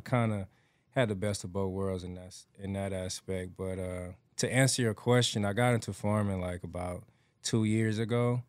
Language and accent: English; Atlanta, Georgia, United States; now in Houston, United States; I grew up raised in Atlanta, Georgia